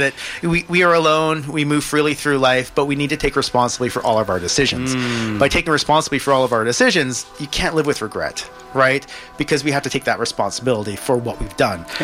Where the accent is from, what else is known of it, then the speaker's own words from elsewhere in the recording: Kelowna, British Columbia, Canada; now in Vancouver, Canada; I grew up in Kelowna